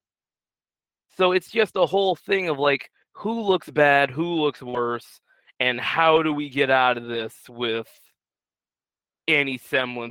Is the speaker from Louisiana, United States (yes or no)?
yes; New Orleans, Louisiana, United States; I grew up in New Orleans